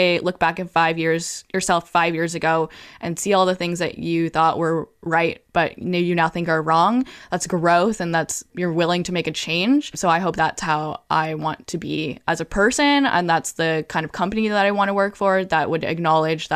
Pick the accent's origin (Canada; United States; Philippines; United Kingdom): Canada; growing up in Canada, I have always been exposed to gay culture